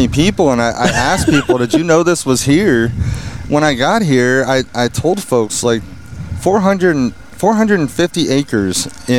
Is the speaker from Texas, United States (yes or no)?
no; California, United States